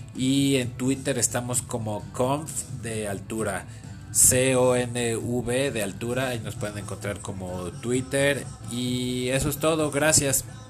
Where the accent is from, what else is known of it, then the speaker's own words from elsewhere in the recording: Mexico; soy de México